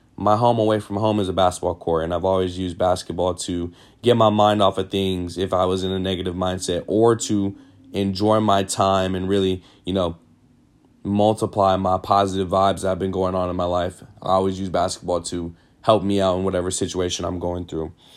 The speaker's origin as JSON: {"language": "English", "town": "Sacramento", "region": "California", "country": "United States", "tie": "born or raised there", "said": "born and raised in Sacramento, California"}